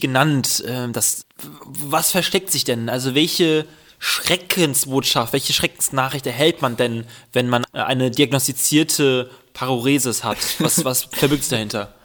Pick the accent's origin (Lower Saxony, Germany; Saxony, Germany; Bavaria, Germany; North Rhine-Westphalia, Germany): North Rhine-Westphalia, Germany; Düsseldorf; ich bin Düsseldorfer